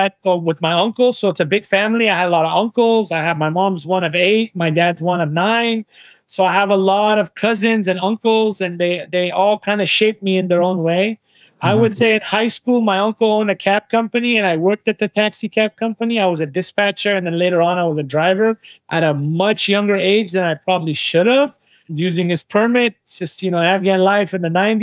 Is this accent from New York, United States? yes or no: no; Walnut Creek, California, United States; also born or lived in Concord, California; I was born in Walnut Creek, California, and I was raised basically kind of a refugee camp